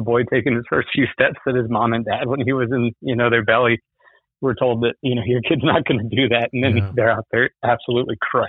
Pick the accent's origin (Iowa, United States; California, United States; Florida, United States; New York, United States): Florida, United States; West Palm Beach; I was born in West Palm Beach